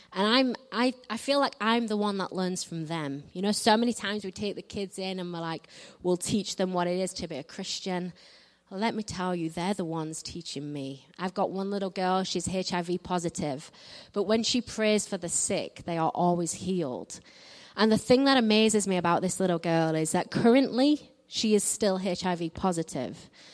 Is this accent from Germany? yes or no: no; north of England, United Kingdom; I'm from England. I'm from the north of England, so I don't quite speak like the Queen.